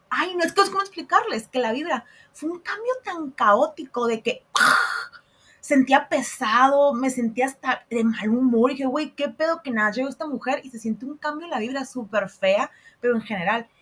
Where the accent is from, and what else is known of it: Mexico